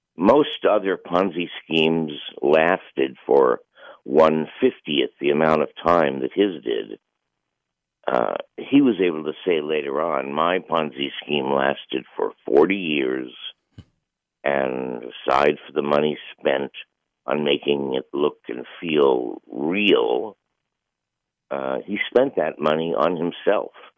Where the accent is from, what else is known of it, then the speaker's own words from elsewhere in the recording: New York City, New York, United States; I grew up in the same little area that he did. You know, we're both from Bayside